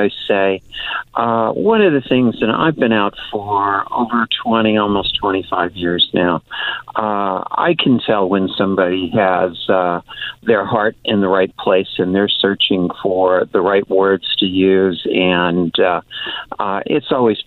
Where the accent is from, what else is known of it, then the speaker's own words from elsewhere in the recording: United States; I am an American. I was born in this country.